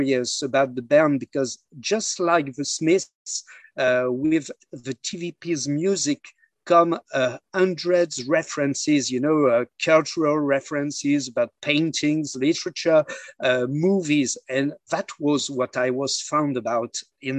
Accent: near Lille, Hauts-de-France, France; I was born near Lille in the north of France

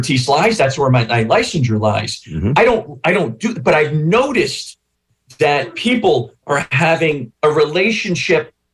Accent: Newark, New Jersey, United States; I grew up in northern New Jersey. I grew up in North Newark

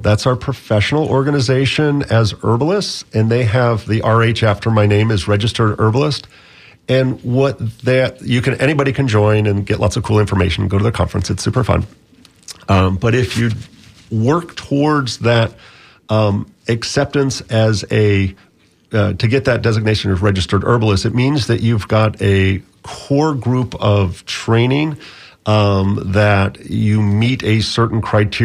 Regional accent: Bahamas; now in Florida, United States; I grew up in the Bahamas as a teenager, and so I learned a lot of the Caribbean plants

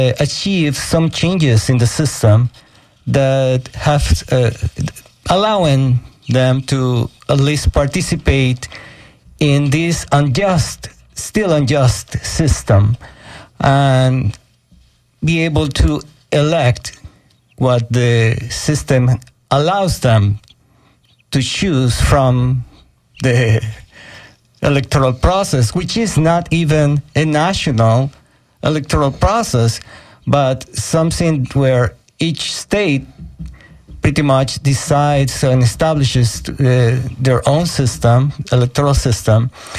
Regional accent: Venezuela; now in Tampa, United States; I am currently coming from Venezuela, and I am happy to be here in 88.5 FM in Tampa

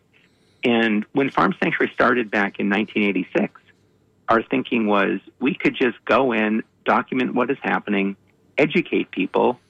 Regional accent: Los Angeles, California, United States; I grew up in the Hollywood Hills, and there were wild animals

